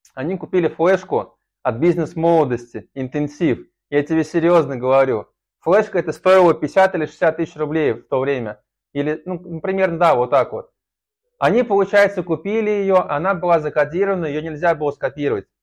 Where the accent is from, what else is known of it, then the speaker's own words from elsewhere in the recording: Saratov, Saratov Oblast, Russia; also born or lived in Engels; я сначала жил в Саратове, в заводском районе, это считается криминальным районом, а потом я переехал из Саратова в Эндельс на мясокомбинат